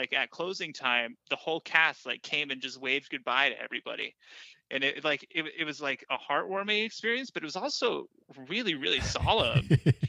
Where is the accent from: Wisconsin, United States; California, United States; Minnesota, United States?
California, United States; When I grew up in California